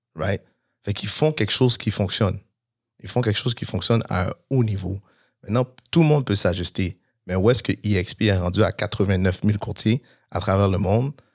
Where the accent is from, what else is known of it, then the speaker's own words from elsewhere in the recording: Montreal, Quebec, Canada; j'ai grandi à Montréal-Nord